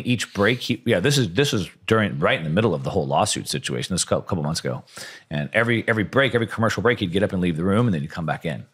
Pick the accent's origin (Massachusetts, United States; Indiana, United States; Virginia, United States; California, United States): California, United States; Southern; I'm from SoCal